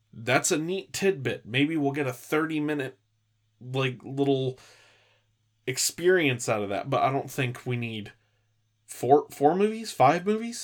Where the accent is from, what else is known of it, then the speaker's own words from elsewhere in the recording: California, United States; I grew up in California